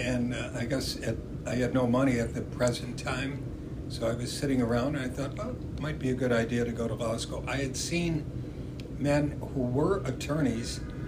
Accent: Chicago, Illinois, United States; In those days, so I was born in 1937, we lived at 3127 Monitor. Wonderful, lovely neighborhood.

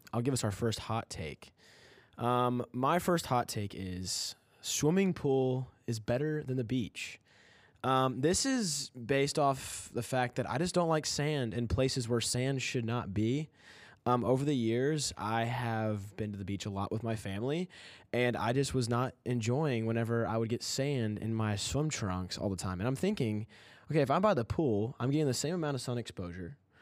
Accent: Kentucky, United States; I'm from Kentucky.

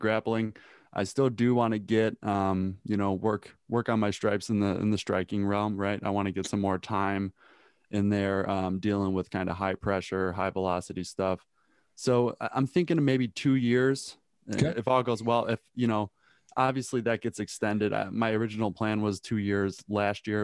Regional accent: Chicago, Illinois, United States; I grew up in Chicago, Illinois.

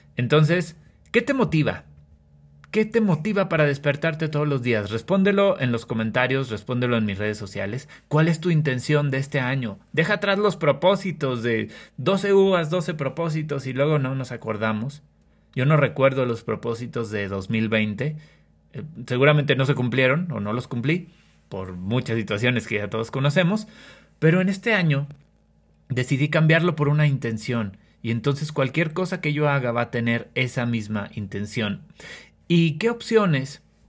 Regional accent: Durango, Mexico; soy originario de México, específicamente del estado de Durango

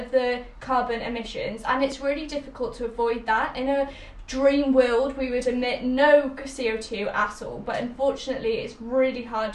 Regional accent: Wales, United Kingdom; we are two teens from Wales

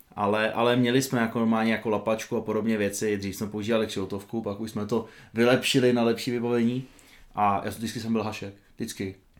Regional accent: Petrkov, Vysočina Region, Czechia; also born or lived in Havlíčkův Brod; byť jsem se teda narodil v Havlbrodě, tak v podstatě většinu svého dětství jsem trávil v Petrkově, což je taková malá vesnička eh, vedle Havlíčkova Brodu

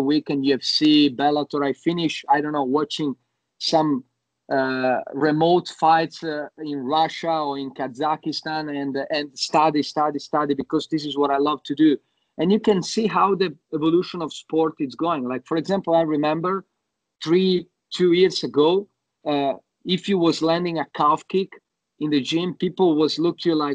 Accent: Italy; moved away as an adult; also born or lived in Yugoslavia; now in Sydney, Australia; I grew up in Italy. I moved in Italy when I was 1 year old

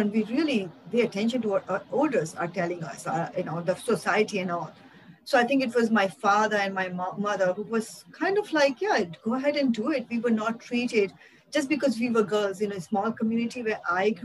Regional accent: India; I grew up in India in a very small town

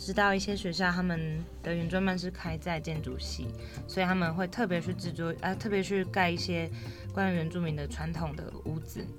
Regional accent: Hualien County, Taiwan; 我是来自太棒部落和安通部落的阿美族

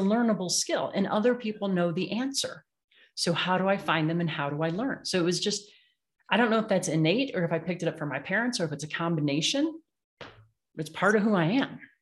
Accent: Illinois, United States; moved away; I grew up in the Midwest, right, in Illinois, where everything's flat

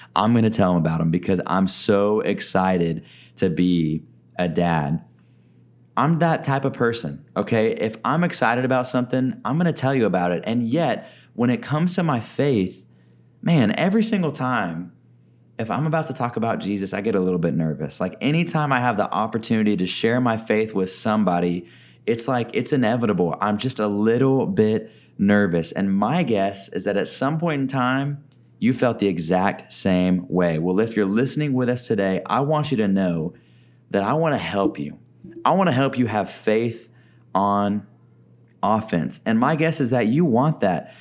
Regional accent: Texas, United States; also born or lived in Oklahoma / Arkansas; now in Tucson, United States; I grew up in Texas, lived in Oklahoma for a little bit of my life as well

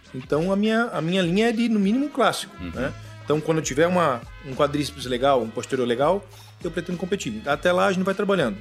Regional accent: Florianópolis, Santa Catarina, Brazil; also born or lived in Carazinho, Rio Grande do Sul; natural de Carazinho, no Rio Grande do Sul. Vim Bacana. pequenininho pra cá, aqui pra Floripa

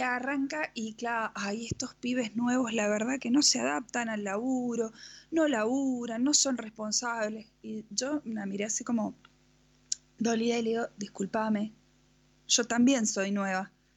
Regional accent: Mendoza, Argentina; somos de Mendoza, eh, de la República Nacional de Mendoza

